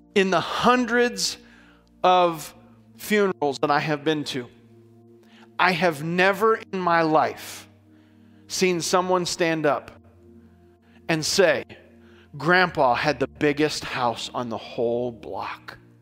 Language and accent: English; United States; we're American and culturally speaking, everything is okay for us